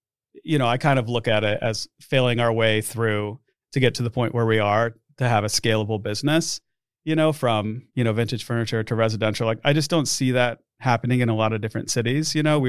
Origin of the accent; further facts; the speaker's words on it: Omaha, Nebraska, United States; And as far as Omaha, I grew up here in Omaha. So I went to school in Lincoln, only an hour away. I've never lived anywhere else besides Nebraska.